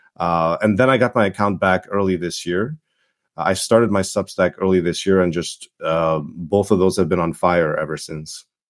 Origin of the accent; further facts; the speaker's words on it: Toronto, Ontario, Canada; English is a second language; also born or lived in Czechoslovakia / Yugoslavia / Montreal, Canada; I came to Canada, nineteen eighty-nine. I grew up in Toronto.